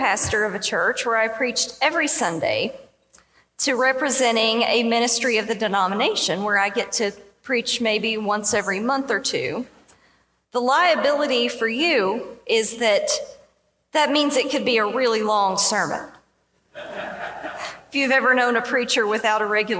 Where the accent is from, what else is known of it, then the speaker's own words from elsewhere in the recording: southeastern Kentucky, United States; moved away; I was from southeastern Kentucky.